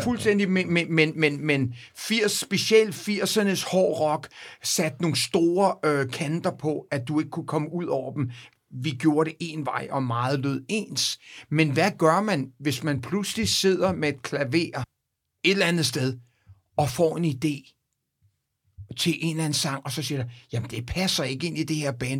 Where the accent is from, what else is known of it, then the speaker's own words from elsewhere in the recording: Copenhagen, Capital Region of Denmark, Denmark; now in United States; mine barndomsvenner, og, og dem jeg gik i skole med, og, og på Vesterbro Ungdomsgården